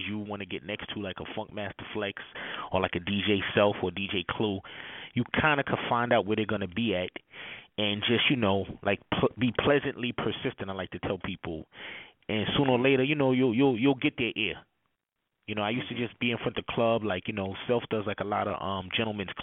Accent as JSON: {"language": "English", "town": "New York City", "region": "New York", "country": "United States", "said": "I'm from Brooklyn, New York"}